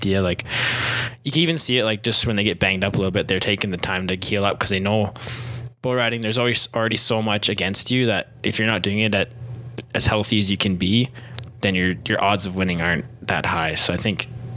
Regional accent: Saskatchewan, Canada; moved away as an adult; I'm originally from Saskatchewan.

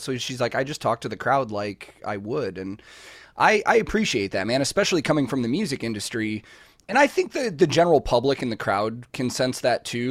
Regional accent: Chicago, Illinois, United States; growing up in Chicago

